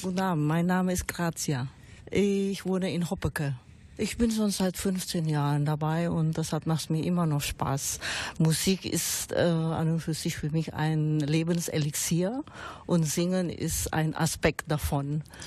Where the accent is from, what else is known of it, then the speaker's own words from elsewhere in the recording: Indonesia; German is a second language; now in Germany; Ich bin gebürtig in Indonesien, aber mittlerweile bin ich schon 40 Jahre in Deutschland